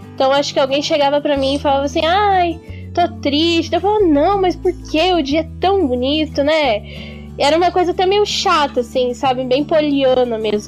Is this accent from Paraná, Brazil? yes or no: yes; Curitiba, Paraná, Brazil; sou daqui de Curitiba